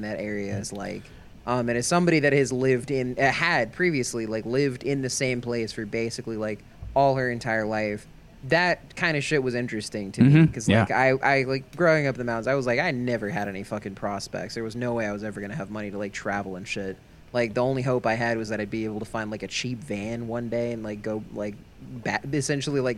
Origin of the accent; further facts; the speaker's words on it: Appalachia, United States; I grew up in Appalachia, not that far from Bluefields, only like a couple hours